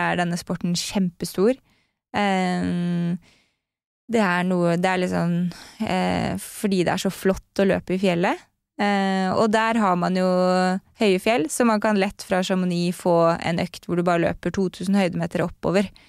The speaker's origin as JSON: {"language": "Norwegian", "town": "Lommedalen", "region": "Akershus", "country": "Norway", "tie": "born or raised there", "also_born_or_lived": "United States", "lives_now": "Oslo, Norway", "said": "Jeg vokste opp i Lommedalen, som mm. er rett utenfor uh, Oslo"}